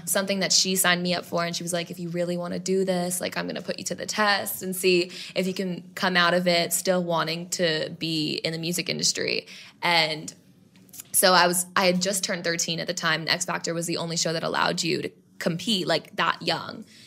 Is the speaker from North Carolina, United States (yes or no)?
no; New York City, New York, United States; I grew up in New York City